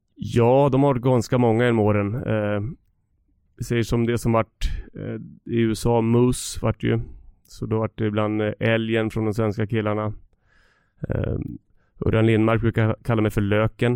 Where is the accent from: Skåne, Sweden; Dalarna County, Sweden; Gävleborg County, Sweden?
Dalarna County, Sweden; Leksand; moved away as an adult; also born or lived in San Jose, United States / Atlanta, United States / New Jersey, United States; när jag var liten kille i Leksand